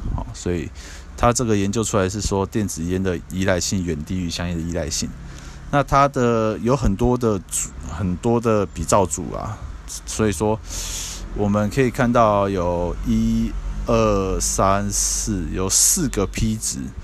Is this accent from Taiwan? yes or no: yes; Taiwan; 我们台湾这边